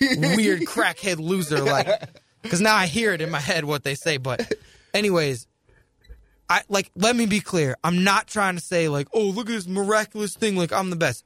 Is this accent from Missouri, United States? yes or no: yes; St. Louis, Missouri, United States; moved away as an adult; also born or lived in New Jersey